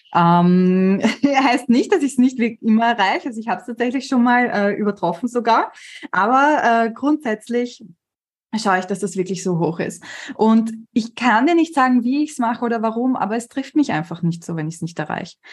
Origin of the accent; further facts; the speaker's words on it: Vienna, Austria; ich bin halt gebürtige Wienerin